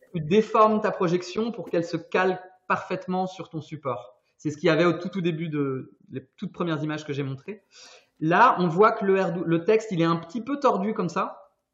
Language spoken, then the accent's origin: French; Brittany, France; now in Brussels, Belgium; je suis breton, mais je suis basé à Bruxelles depuis quelques années